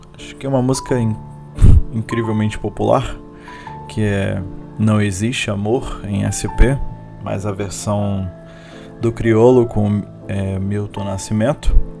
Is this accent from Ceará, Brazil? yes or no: no; Manaus, Amazonas, Brazil; eu como amazônida, eu como manauara raiz